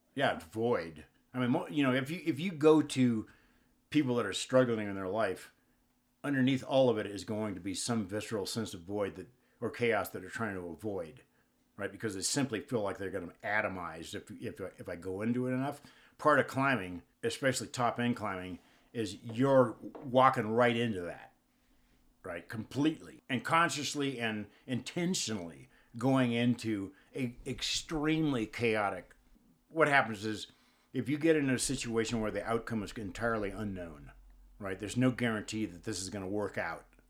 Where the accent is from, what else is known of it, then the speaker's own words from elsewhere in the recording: Upland, California, United States; also born or lived in Indio, California / Claremont, California / Pomona, California; I grew up in Upland and the, the Claremont, Pomona area.